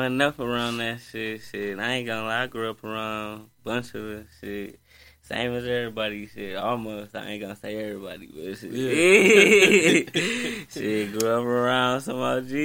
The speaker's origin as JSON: {"language": "English", "town": "Milwaukee", "region": "Wisconsin", "country": "United States", "tie": "born or raised there", "said": "I grew up on Center Street, regular Milwaukee"}